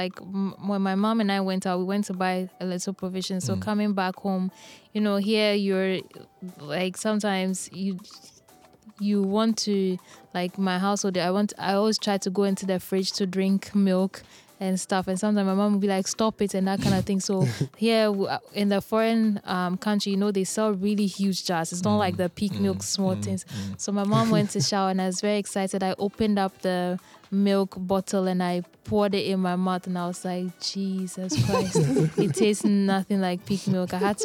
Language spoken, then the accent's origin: English; Ghana; moved away; as a Ghanaian